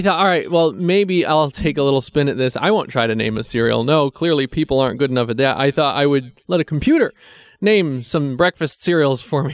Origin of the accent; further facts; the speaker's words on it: New York, United States; moved away; around where I grew up in New York